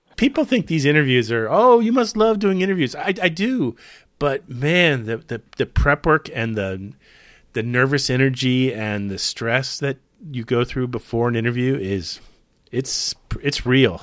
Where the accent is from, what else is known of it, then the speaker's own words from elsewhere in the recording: Clearwater, Florida, United States; when I was growing up in Clearwater, Florida